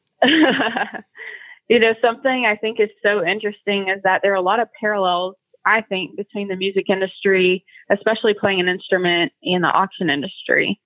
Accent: Bonham, Texas, United States; now in Oklahoma City, United States; born and raised in Bonham, Texas

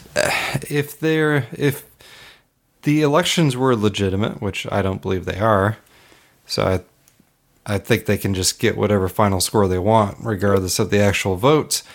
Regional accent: Hood River, Oregon, United States; It's my my hometown there

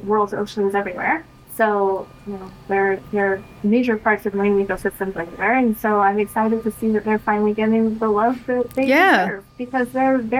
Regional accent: Southern California, United States; I grew up in Southern California.

